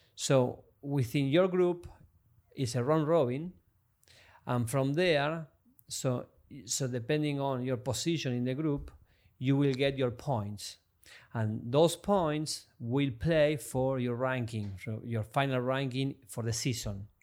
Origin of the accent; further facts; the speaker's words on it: Argentina; moved away as an adult; also born or lived in France / Mexico; now in Miami, United States; I come from Argentina